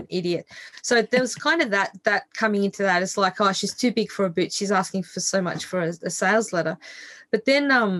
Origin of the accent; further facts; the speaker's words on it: Australia; I grew up in Australia where we have this hideous thing that we call the tall poppy syndrome